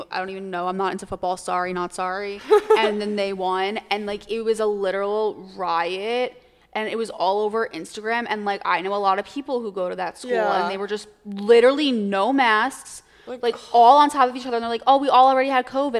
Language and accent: English; New York, United States; moved away as an adult; now in Philadelphia, United States; yes, I'm from New York and stuff. But like, I'm not from New York City